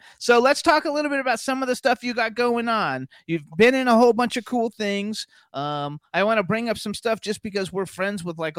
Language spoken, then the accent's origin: English; Florida, United States; now in Los Angeles, United States; I'm from Florida. I'm a native.